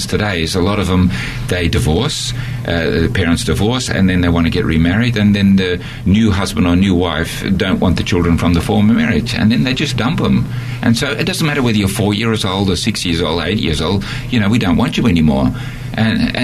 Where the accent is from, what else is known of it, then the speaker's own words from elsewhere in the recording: Australia; moved away as an adult; also born or lived in Netherlands; now in Borneo; I'm an Australian, and I lived in Holland for 10 years, and then went back to Australia